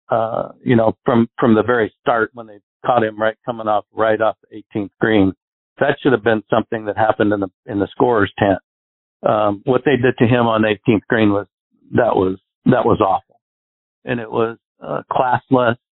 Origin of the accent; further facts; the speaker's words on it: Arizona, United States; I grew up in Arizona where we get no wind here